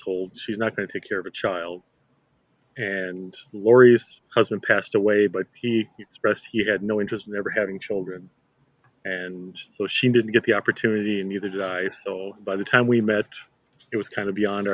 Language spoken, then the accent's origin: English; Chaska, Minnesota, United States; downtown where I grew up in Chaska.